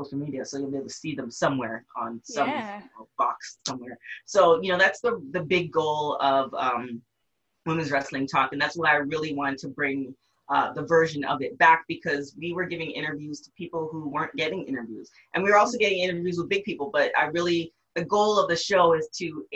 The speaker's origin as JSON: {"language": "English", "country": "Canada", "said": "I am Canadian"}